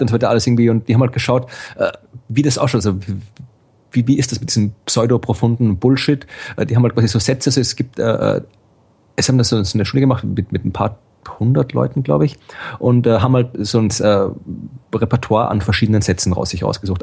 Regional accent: Krems, Lower Austria, Austria; now in Jena, Germany; in, in Krems, also quasi wo aus ja. Österreich, wo ich herkomme

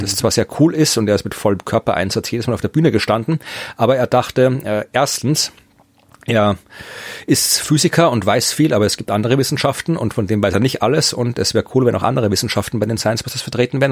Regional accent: Lower Austria, Austria; moved away; in Österreich in ziemlich genau der Ecke gewohnt, wo ich herkomme, wo meine Eltern immer noch wohnen

